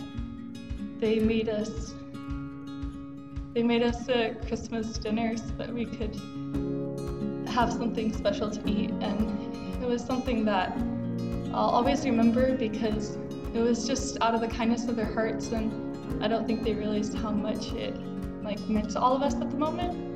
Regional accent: Georgia, United States; moved away; I'm from Georgia

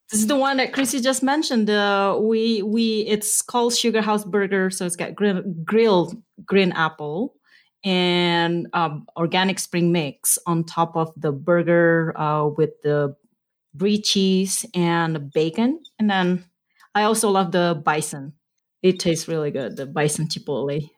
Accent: Indonesia; moved away as an adult; also born or lived in Nevada / West Papua; now in Utah, United States; I wasn't born in Utah. I'm originally from Indonesia

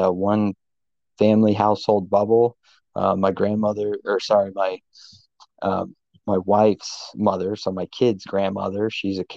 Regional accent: United States; moved away; I'm from the States

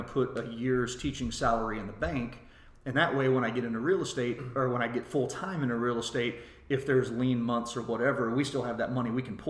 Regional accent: Shiner, Texas, United States; also born or lived in Dripping Springs, Texas; growing up in Shiner, which again is a small town

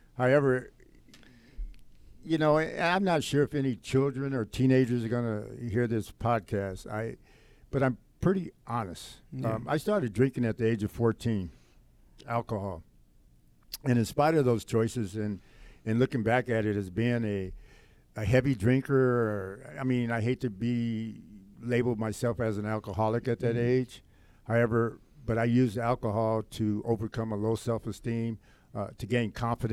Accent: Los Angeles, California, United States; growing up in Los Angeles

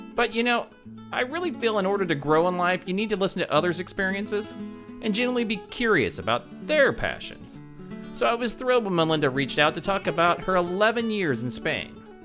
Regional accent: Lincoln, Nebraska, United States; moved away; I'm just back from a whirlwind trip to my hometown of Lincoln, Nebraska

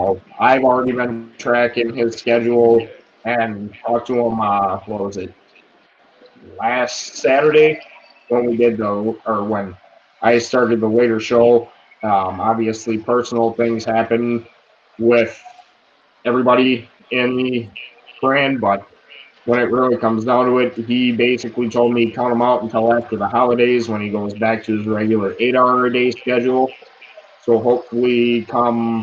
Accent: United States; we're all American

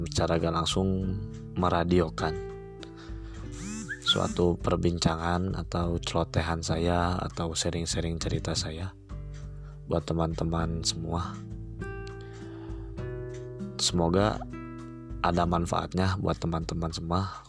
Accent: Bandung, West Java, Indonesia; now in East Java, Indonesia; Saya berasal dari Bandung. Saya menjadi seorang pelajar di satu kota di Jawa Timur.

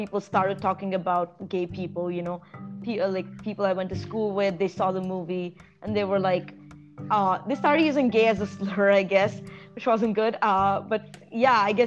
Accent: Hyderabad, Telangana, India; moved away; also born or lived in Toronto; growing up in Hyderabad

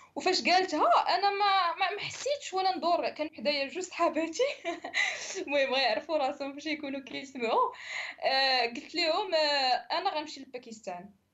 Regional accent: Marrakesh, Marrakesh-Safi, Morocco; moved away as an adult; also born or lived in Casablanca; تزاديت وكبرت في مراكش

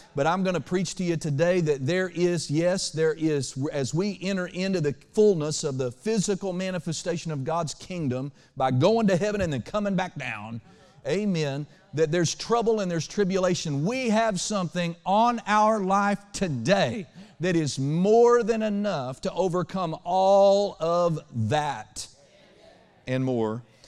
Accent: Oklahoma, United States; now in Western Kentucky, United States; where I grew up in Oklahoma

